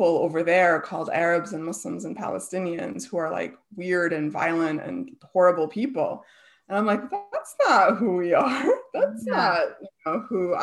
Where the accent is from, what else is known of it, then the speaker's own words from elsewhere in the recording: Chicago, Illinois, United States; also born or lived in Tucson, Arizona; they moved to Chicago when I was a baby. And so I grew up in the Chicago area